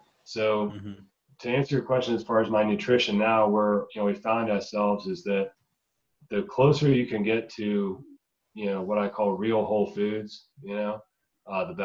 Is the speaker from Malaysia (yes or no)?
no; the South, United States; I grew up in the South